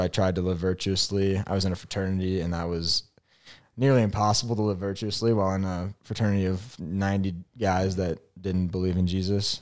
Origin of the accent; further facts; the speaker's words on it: St. Louis, Missouri, United States; moved away as an adult; also born or lived in Kansas; I'm from Saint Louis, Missouri, the Lou.